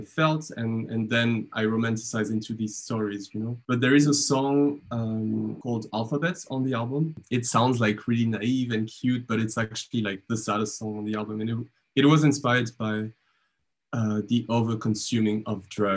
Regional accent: Montpellier, Occitania, France; moved away as an adult; also born or lived in Essen, Germany; now in Germany; When I was 12, I entered the Conservatory of Dance and Music in my hometown in Montpellier

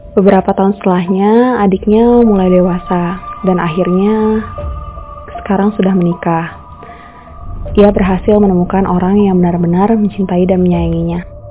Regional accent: Indonesia; beberapa di antara kita sebagai orang Indonesia

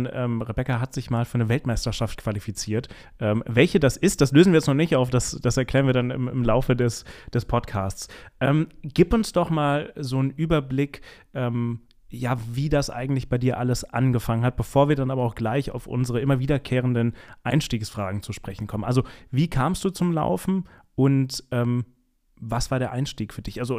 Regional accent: Bad Kreuznach, Rhineland-Palatinate, Germany; Ah ja, mein Geburtsort.

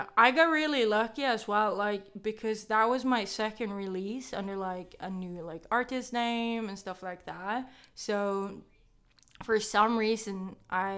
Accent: Norway; I am from Norway

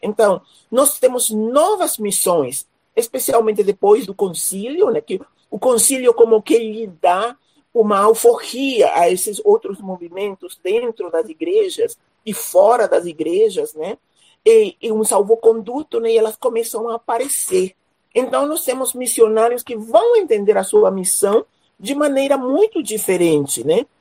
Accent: Paraguay; moved away as an adult; also born or lived in Recife, Brazil / Rio de Janeiro, Brazil / São Leopoldo, Brazil / Dourados, Mato Grosso do Sul, Brazil; now in Mato Grosso do Sul, Brazil; moro em Mato Grosso do Sul, sou nascida no Paraguai, vim para o Brasil para estudar

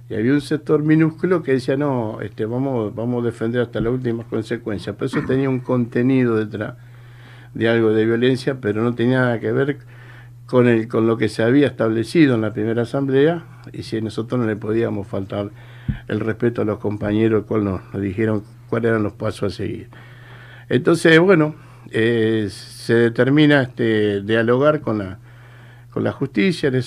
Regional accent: Tigre, Buenos Aires Province, Argentina; Yo soy oriundo acá de Tigre, Carupa Vieja y Peligro. Y sé que hay muchos compañeros de la zona, del barrio que están escuchando.

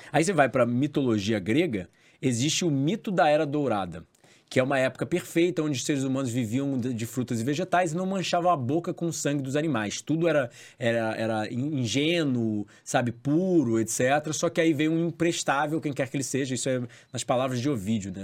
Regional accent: Rio de Janeiro, Brazil; Eu cresci na Barra da Tijuca

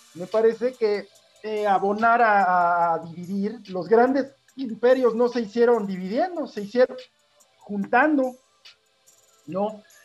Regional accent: Mexico; estamos hablando español mexicano

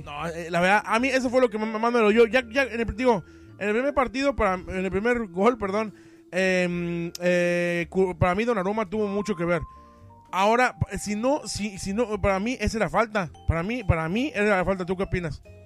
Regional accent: Mexico; soy mexicano

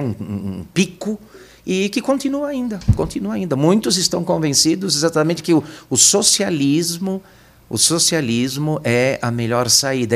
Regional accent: São Paulo, Brazil; Eu nasci, eu sou natural aqui de São Paulo, eu nasci na Moca.

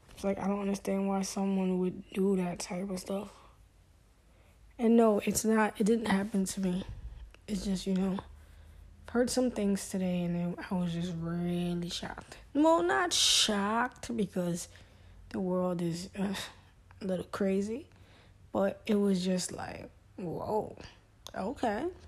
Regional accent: New York City, New York, United States; I grew up in Brooklyn

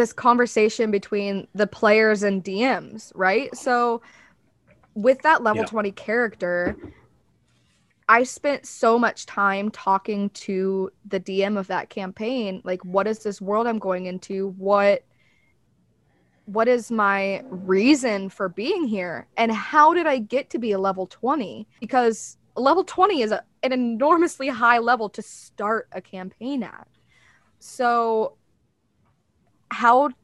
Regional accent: the South, United States; accent: Southern; You can hear my Southern accent there a little bit.

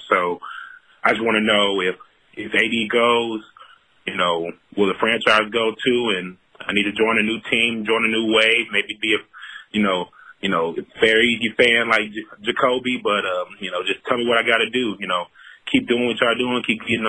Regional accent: Louisiana, United States; now in St. Louis, United States; I'm from St. Louis. You know, shout-out Reg. Shout-out to all the producers. I got a quick question. I'm originally from Louisiana.

